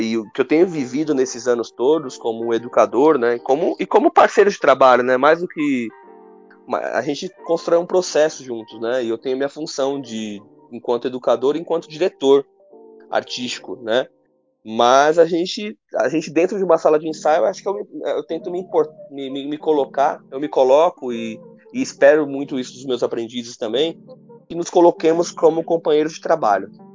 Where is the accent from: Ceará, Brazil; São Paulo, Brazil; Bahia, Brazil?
São Paulo, Brazil; Diadema; lá na minha adolescência com meus colegas em Diadema